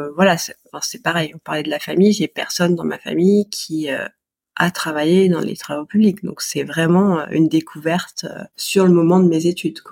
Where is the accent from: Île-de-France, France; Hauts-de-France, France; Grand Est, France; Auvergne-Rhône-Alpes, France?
Auvergne-Rhône-Alpes, France; Grenoble; now in Paris region, France; je suis originaire de Grenoble.